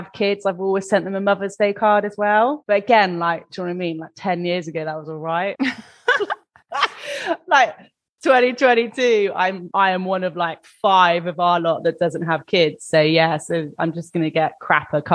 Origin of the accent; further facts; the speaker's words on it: England, United Kingdom; I'm English